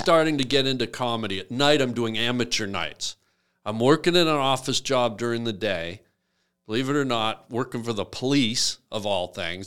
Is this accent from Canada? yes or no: yes; Canada; I'm Canadian.